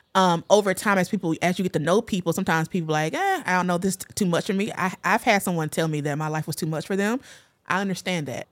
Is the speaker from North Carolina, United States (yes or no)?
yes; North Carolina, United States; I grew up in the South in of North Carolina in a very religious family.